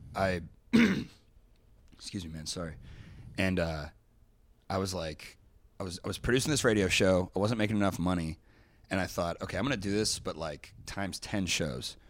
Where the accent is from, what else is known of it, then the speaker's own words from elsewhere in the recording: Dayton, Ohio, United States; moved away; also born or lived in Kentucky; I grew up in Dayton, Ohio